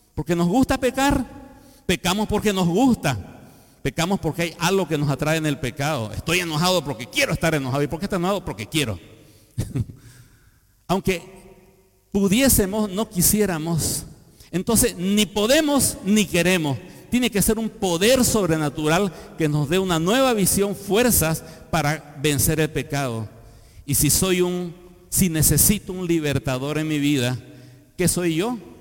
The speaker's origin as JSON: {"language": "Spanish", "country": "Bolivia", "tie": "born or raised there", "said": "Soy boliviano por el nacimiento natural"}